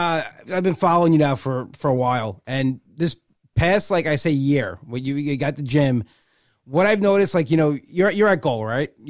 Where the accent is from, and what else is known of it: Long Island, New York, United States; accent: Long Island